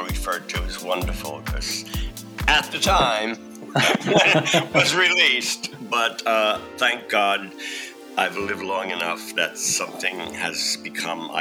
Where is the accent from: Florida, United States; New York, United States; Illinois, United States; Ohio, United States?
New York, United States; New York City; also born or lived in Brooklyn; I did grow up in Staten Island